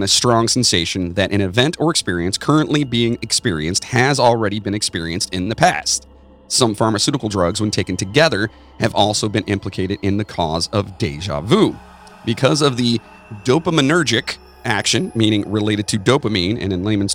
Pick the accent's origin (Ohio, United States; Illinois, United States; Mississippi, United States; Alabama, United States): Ohio, United States; Cleveland; we are from the Cleveland area